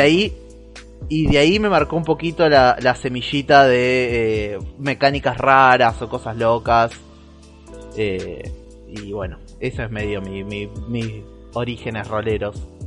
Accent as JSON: {"language": "Spanish", "region": "Santa Fe", "country": "Argentina", "moved": "yes", "said": "soy de un pueblo muy chiquitito en la provincia de Santa Fe"}